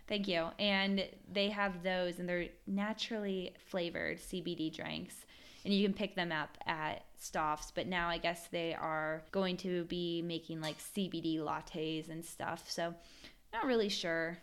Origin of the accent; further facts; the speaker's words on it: Virginia, United States; now in Ohio, United States; growing up in Virginia